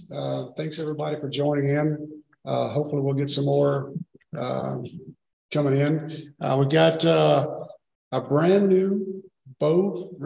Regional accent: United States; moved away as an adult; also born or lived in Washington; now in Wisconsin, United States; I grew up in small town America. I grew up in Louisiana, South Mississippi.

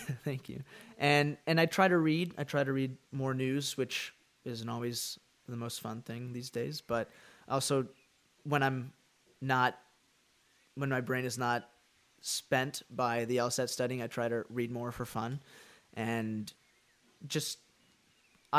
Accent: Dallas, Texas, United States; I am from Dallas, Texas

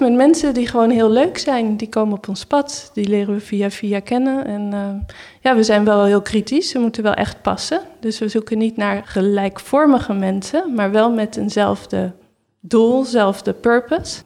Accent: Netherlands; moved away as an adult; now in Berlin, Germany; we wel als Nederlander

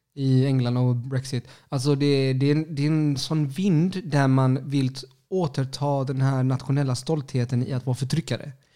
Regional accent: Sweden; Jag, jag, jag är chilenare, alltså knappt chilenare. Jag är typ född i Sverige

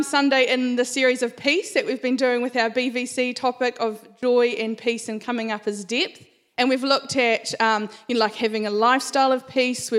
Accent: Christchurch, Canterbury, New Zealand; So I grew up in Christchurch. I spent all of my life in Christchurch

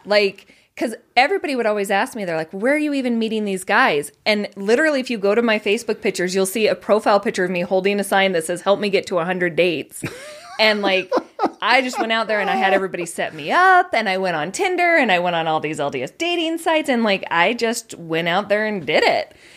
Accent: Colorado, United States; moved away as an adult; now in Utah, United States; Originally Colorado

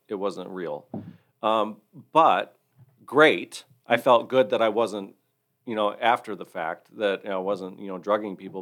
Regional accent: Hillsdale County, Michigan, United States; also born or lived in Florida; I grew up in the Hillsdale County area

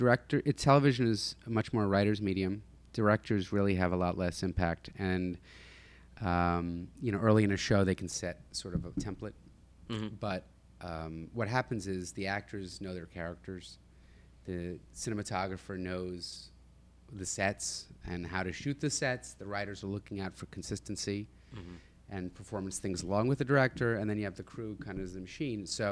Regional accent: New Jersey, United States; I grew up in Jersey

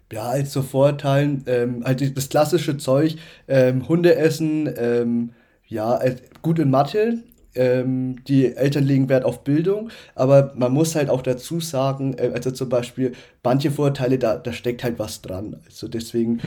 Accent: Upper Franconia, Bavaria, Germany; also born or lived in Nuremberg; in Nürnberg geboren, aber aufgewachsen in Oberfranken.

